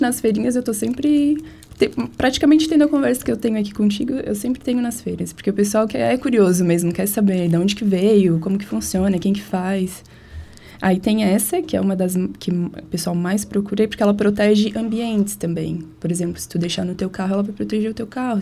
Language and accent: Portuguese; Tubarão, Santa Catarina, Brazil; also born or lived in Rio Grande do Sul; sou gaúcha, mas eu moro aqui desde os três anos. Então todo mundo diz que eu sou catarina.